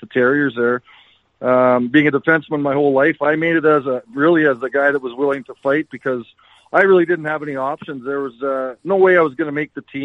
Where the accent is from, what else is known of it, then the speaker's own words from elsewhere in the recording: Yorkton, Saskatchewan, Canada; also born or lived in Weyburn; I grew up playing all my minor hockey here in Yorkton